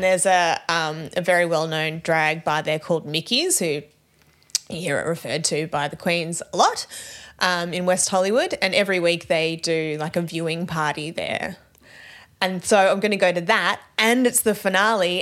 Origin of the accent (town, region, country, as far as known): Australia